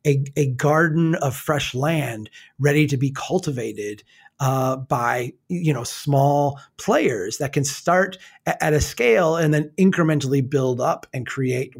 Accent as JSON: {"language": "English", "town": "Brainerd", "region": "Minnesota", "country": "United States", "tie": "born or raised there", "said": "Here in my hometown of Brainerd"}